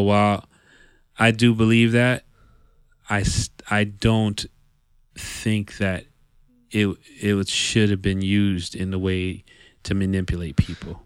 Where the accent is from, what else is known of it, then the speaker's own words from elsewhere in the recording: Yonkers, New York, United States; born and raised in, in New York C, in the New York City area, you know, 'cause all of us, we, we spend a lot of time in the city. Even though we're from Yonkers